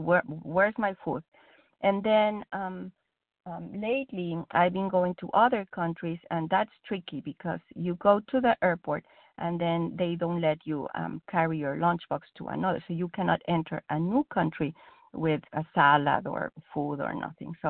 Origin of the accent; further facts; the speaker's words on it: Mexico; English is a second language; now in United States; I'm Mexican. English is not my first language